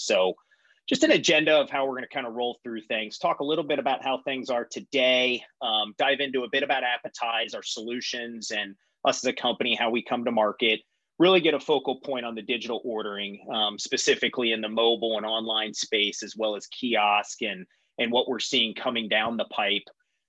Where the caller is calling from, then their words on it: Cincinnati, Ohio, United States; So like Dana said … I hail to you from Cincinnati, Ohio this morning.